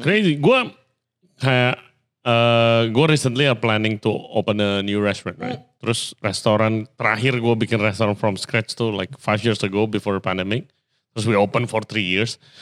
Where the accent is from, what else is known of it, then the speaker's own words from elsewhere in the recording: Indonesia; gue dari kecil tinggal di Indo